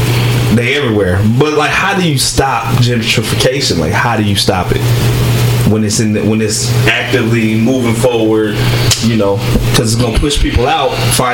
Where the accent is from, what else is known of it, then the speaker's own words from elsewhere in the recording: Baltimore, Maryland, United States; also born or lived in Washington, D.C.; I was born in D.C. And I grew up in Baltimore, though. I would go back and forth.